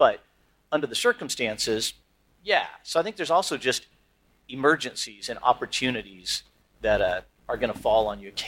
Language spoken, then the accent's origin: English; Turkey; Like, I'm from Turkey, we just had this earthquake.